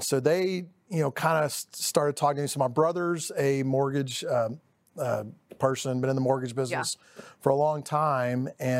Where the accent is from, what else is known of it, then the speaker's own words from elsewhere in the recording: Dallas, Texas, United States; Well, I am from Lakewood, East Dallas. Grew up there, born and raised. Went to Lakewood Elementary, J.L. Long Junior High, Woodrow Wilson High School.